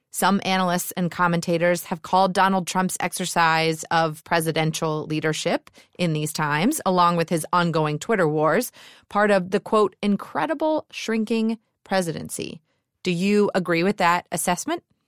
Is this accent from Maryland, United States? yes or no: no; Georgia, United States; my home state of Georgia